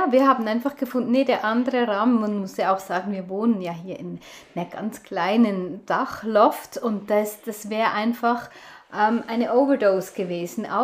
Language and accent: German; Switzerland; wir haben zuerst noch in, in ähm, Brockenstuben, wie die bei uns in der Schweiz heißen